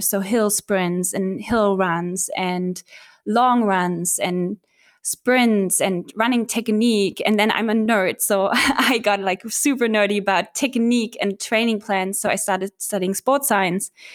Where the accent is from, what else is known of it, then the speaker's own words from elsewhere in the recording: Berlin, Germany; I was born and raised in Berlin